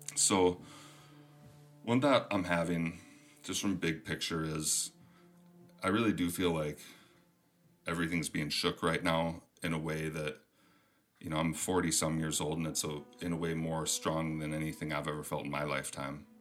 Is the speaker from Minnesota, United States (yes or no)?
yes; Minnesota, United States; accent: Minnesotan; also born or lived in Michigan; my Minnesotan accent is coming through